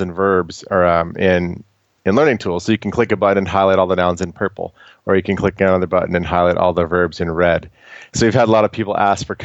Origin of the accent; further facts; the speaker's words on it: United States; I'm an American